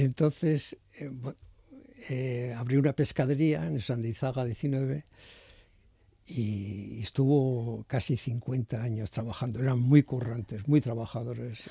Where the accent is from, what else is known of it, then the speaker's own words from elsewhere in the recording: San Sebastián, Basque Country, Spain; Nosotros vivíamos, y yo nací en Miguel y Mazuno enfrente del Cursal